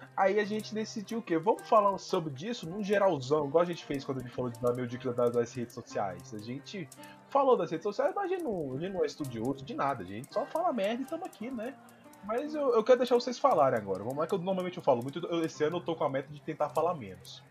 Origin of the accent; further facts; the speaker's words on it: Brazil; Eu sou brasileiro